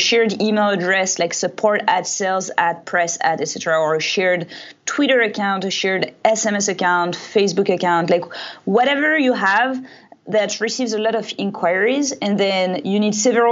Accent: France; English is a second language; moved away as an adult; now in United States; So I was raised in France.

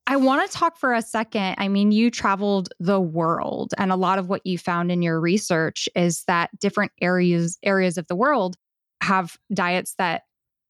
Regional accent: United States; Being an American

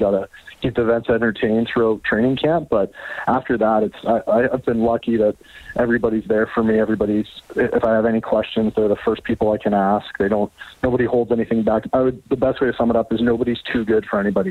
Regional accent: Canada; coming in as a Canadian, and especially as a Canadian running back

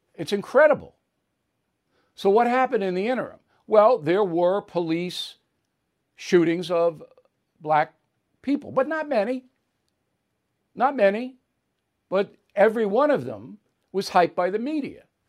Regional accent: Levittown, New York, United States; in my Levittown neighborhood, blacks were not allowed to buy houses

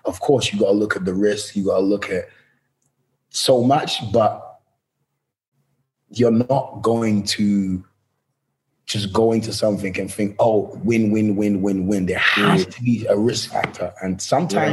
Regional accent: England, United Kingdom; moved away as an adult; also born or lived in New York; now in Los Angeles, United States; my home country, England

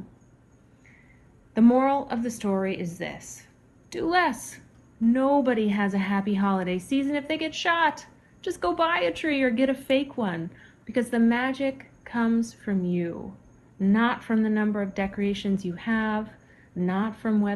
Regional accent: Alaska, United States; As a child growing up in Alaska

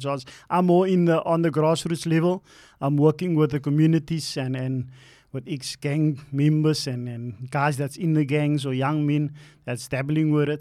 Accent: Cape Town, Western Cape, South Africa; also born or lived in Elsies River; So I was born in Alsis and we moved, um, to Mitzels Plain. That's where I actually started growing up in Mitzels Plain

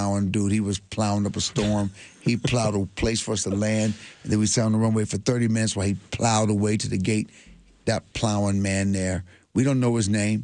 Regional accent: Michigan, United States; also born or lived in Denver; I'm from Michigan

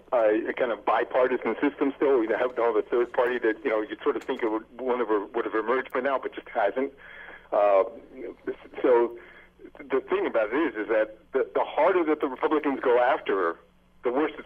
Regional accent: New Jersey, United States; now in Kitchener, Canada; Yeah, I come from New Jersey.

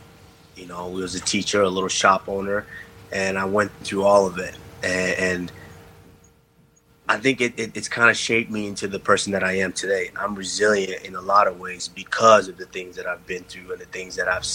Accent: Texas, United States; also born or lived in Africa; I grew up in Texas, and when you're growing up in Texas, football and basketball are king.

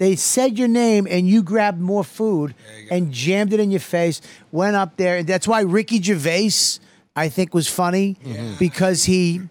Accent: Boston, Massachusetts, United States; The first time I sold out the Wilbur in my hometown

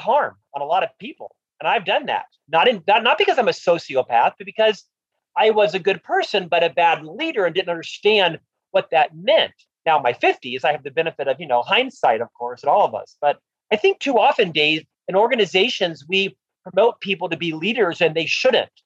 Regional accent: Orlando, Florida, United States; moved away as an adult; also born or lived in Provo, Utah; I'm from Orlando, Florida. Disney was the hometown company

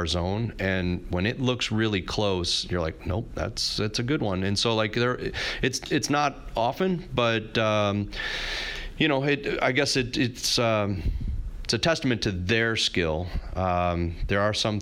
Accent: St. Louis, Missouri, United States; having been born and raised in St. Louis

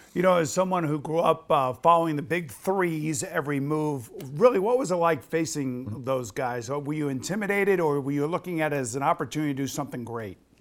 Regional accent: New York, United States; I am a New Yorker

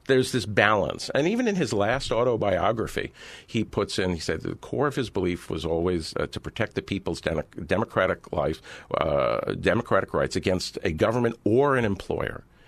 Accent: California, United States; I grew up in Reagan's California.

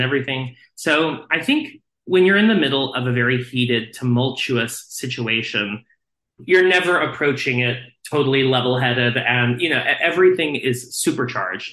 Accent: Texas, United States; I grew up in Texas

